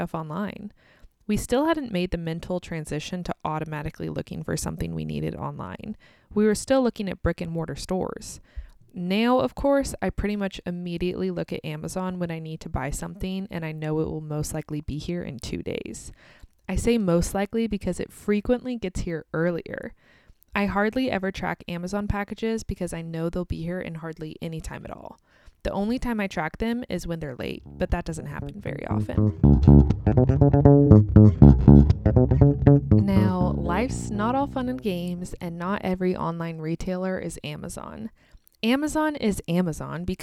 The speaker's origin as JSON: {"language": "English", "country": "United States", "also_born_or_lived": "Kansas"}